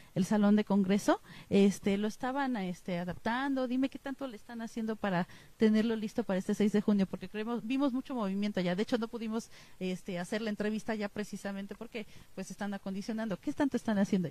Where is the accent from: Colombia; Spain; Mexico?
Mexico; como somos los mexicanos